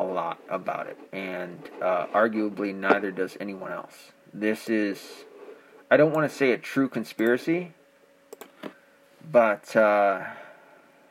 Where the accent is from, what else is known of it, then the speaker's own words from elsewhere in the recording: Arkansas, United States; I was born in Arkansas.